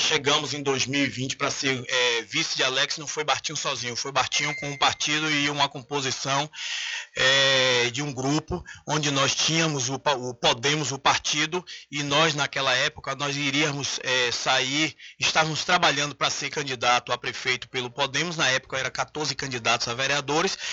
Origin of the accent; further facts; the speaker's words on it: São Félix, Bahia, Brazil; a minha terra, pela cidade, pela zona rural